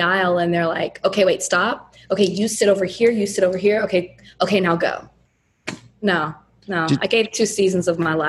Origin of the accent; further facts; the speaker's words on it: Southern United States, United States; You know, I'm from the South country.